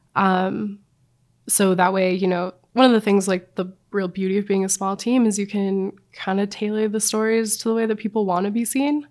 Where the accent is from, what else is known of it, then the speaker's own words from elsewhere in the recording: Missoula, Montana, United States; now in Jackson Hole, Wyoming, United States; I grew up in Missoula, Montana.